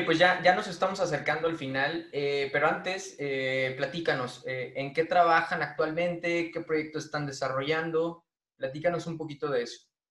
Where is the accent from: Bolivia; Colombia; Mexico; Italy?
Mexico; Irapuato, Guanajuato; yo soy de Irapuato, Guanajuato